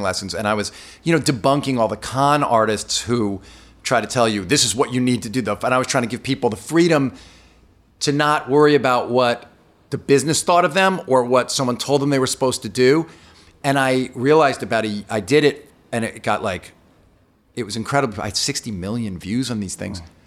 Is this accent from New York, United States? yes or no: yes; New York, United States; I'm from New York